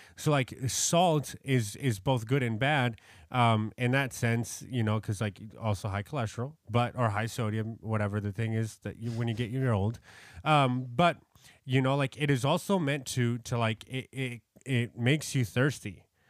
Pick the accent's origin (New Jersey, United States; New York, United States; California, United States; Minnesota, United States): New York, United States; I'm from New York.